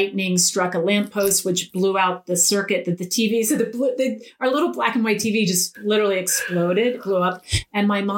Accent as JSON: {"language": "English", "region": "Eastern Shore of Maryland", "country": "United States", "tie": "born or raised there", "said": "They still live in the house that I grew up in on the Eastern Shore of Maryland"}